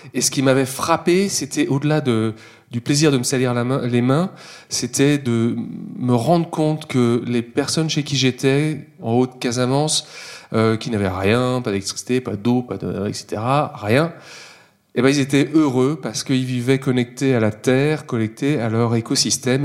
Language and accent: French; Versailles, Île-de-France, France; je suis né à Versailles